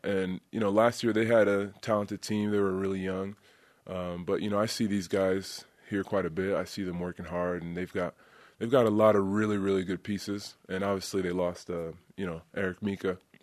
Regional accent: Côte d’Ivoire; moved away; I'm from the Ivory Coast and I've been there.

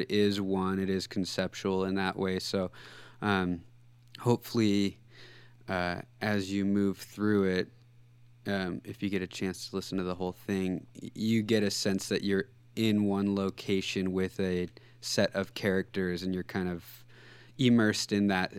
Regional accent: Central Coast California, United States; moved away as an adult; now in Seattle, United States; I grew up in Central Coast California

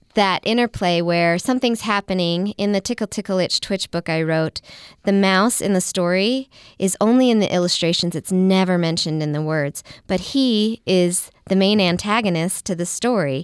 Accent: Midwest, United States; moved away; I grew up in the Midwest.

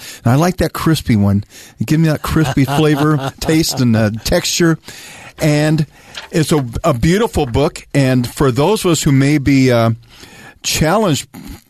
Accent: Arizona, United States; growing up in Arizona, we were not far from the Pima Reservation in Mesa area.

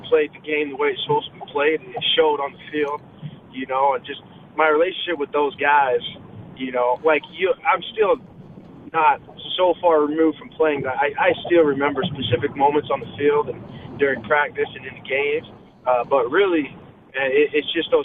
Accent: Pleasant Grove, Utah, United States; also born or lived in California; I was born in California, but raised in Pleasant Grove

